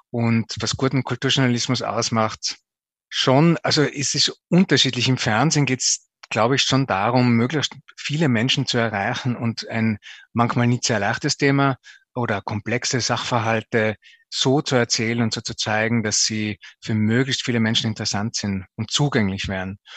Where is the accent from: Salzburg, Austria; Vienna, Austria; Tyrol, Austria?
Tyrol, Austria; Zell am Ziller; Ja, ich bin aufgewachsen in Zell am Ziller, im Zillertal. Bin dort in die Volksschule noch gegangen